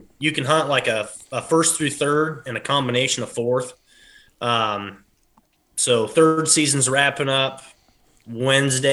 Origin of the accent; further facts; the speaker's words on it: Denmark, Iowa, United States; I'm from Lee County, Iowa, more particular little small town called Denmark.